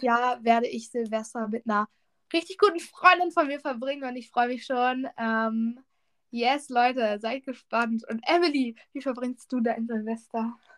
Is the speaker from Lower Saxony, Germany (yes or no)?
yes; Lower Saxony, Germany; bei uns in Niedersachsen